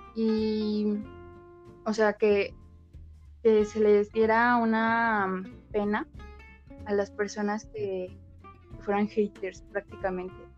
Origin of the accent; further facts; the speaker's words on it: Toluca, State of Mexico, Mexico; soy de Toluca, de el lugar del chorizo verde